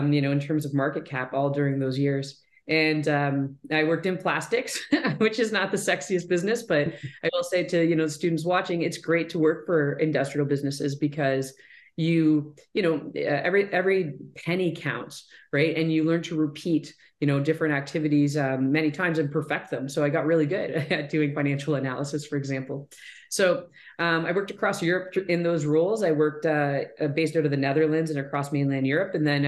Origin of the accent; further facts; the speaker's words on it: Southwestern Ontario, Canada; I'm from Southwestern Ontario. So I grew up in Wallsbrooks, just about an hour south of London.